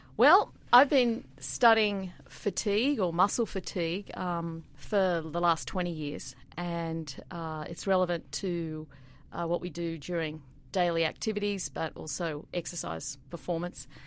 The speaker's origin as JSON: {"language": "English", "town": "Sydney", "region": "New South Wales", "country": "Australia", "tie": "born or raised there", "also_born_or_lived": "Queensland", "moved": "as an adult", "lives_now": "Milwaukee, United States", "said": "I grew up in Sydney."}